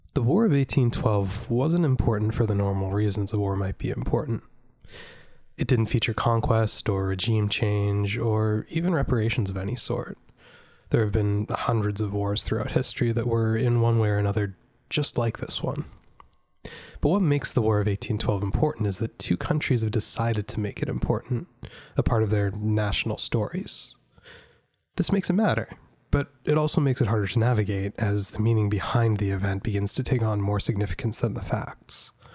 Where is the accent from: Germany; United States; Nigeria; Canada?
Canada